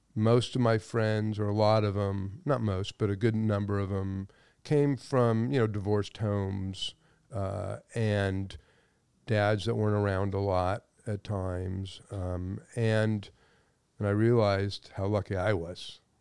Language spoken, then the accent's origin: English; Los Angeles, California, United States; I grew up in the San Fernando Valley